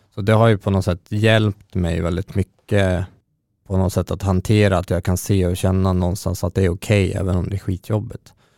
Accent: Örnsköldsvik, Västernorrland County, Sweden; moved away as an adult; now in Stockholm, Sweden; Jag är från Örnsköldsvik ursprungligen. Jag har bott i Stockholm sedan tjugohundrasexton

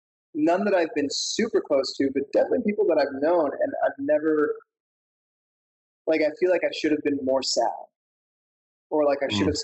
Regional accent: Mauritius; also born or lived in Washington, D.C.; Mauritian. A lot of people think I'm Indian. And even though I have Indian roots, I don't really have like that much of a connection to India. And I also spent 5 years of my childhood growing up in Washington, D.C.

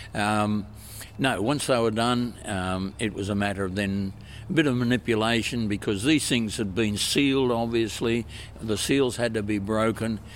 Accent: Queensland, Australia; moved away; also born or lived in Victoria, Australia; originally a Queenslander. To my horror, I had to spend over 50 years in Victoria.

